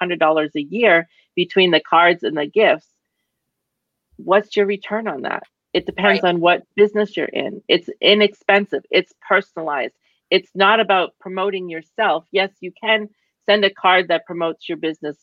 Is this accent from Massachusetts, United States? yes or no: yes; Boston, Massachusetts, United States; I'm from Boston